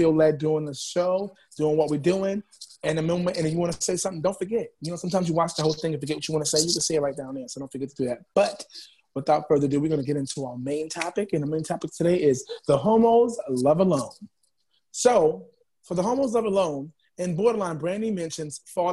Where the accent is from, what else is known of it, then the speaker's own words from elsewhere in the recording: New York City, New York, United States; And I'm from Harlem, New York. I'm in the Bronx right now recording